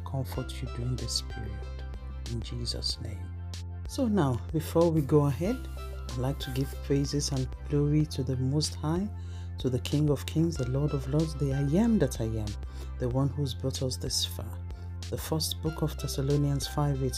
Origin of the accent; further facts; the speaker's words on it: Nigeria; moved away as an adult; also born or lived in United Kingdom; Growing up in Nigeria as a young child, racism wasn't something that was discussed at all